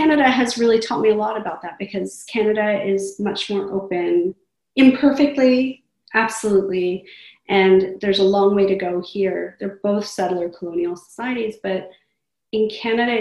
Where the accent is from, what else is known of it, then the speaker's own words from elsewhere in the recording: United States; also born or lived in southern Pakistan; I didn't feel like I was American sort of accidentally or by virtue of where I happened to have been born